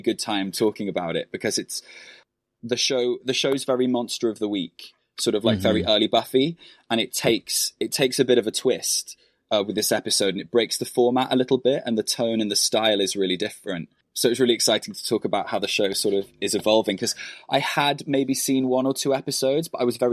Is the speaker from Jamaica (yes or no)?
no; United Kingdom; accent: British; In my British accent